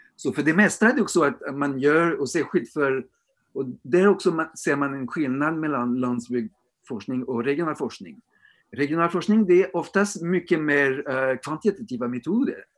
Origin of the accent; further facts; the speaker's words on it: France; now in Sweden; I Storbritannien eller i Frankrike där jag kommer ifrån också